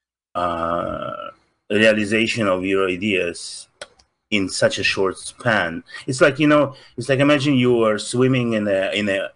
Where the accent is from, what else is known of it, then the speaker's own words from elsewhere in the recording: Russia; accent: Russian; English is a second language; moved away; Russian. I'm from Soviet Union